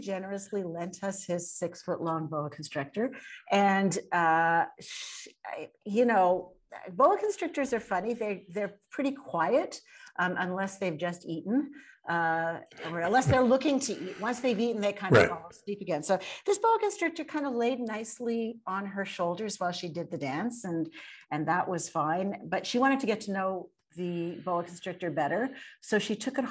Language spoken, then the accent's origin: English; Montreal, Quebec, Canada; moved away; also born or lived in Toronto; I'm originally from Montreal